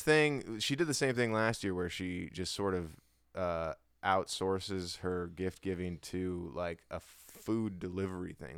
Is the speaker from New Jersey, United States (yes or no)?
no; Hawaii, United States; I'm from Hawaii